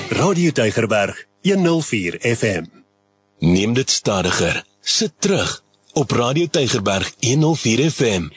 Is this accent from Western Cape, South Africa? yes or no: yes; Western Cape, South Africa; waar ek vandaan kom wat nou hy net oor die bult uit die noordelike voorstede is